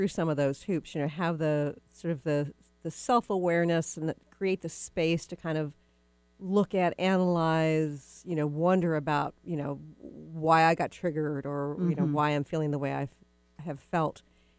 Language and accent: English; Texas, United States; And it's funny, too, because you and I are both from the South. Most people don't know that I'm from Texas, but I am from Texas.